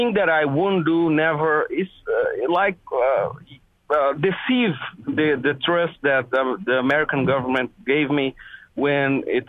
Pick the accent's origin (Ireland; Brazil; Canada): Brazil; I'm here from Brazil.